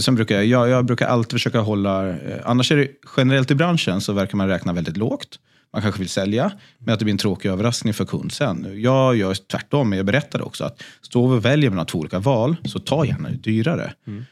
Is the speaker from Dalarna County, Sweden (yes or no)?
yes; Sundborn, Dalarna County, Sweden; also born or lived in Stockholm; now in Gotland, Sweden; Falun, eller rättare sagt Sundborn, en, en eh, bit utanför Falun